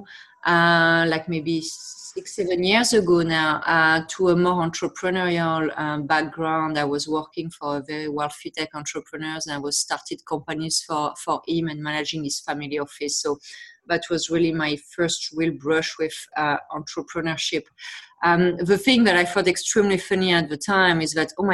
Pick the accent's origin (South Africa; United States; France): France; accent: French; English is a second language; moved away as an adult; also born or lived in Montreal, Canada; now in Toronto, Canada; as I'm sure you can hear to my accent, I'm from France originally. I moved to Canada 15 years ago. I live in Toronto.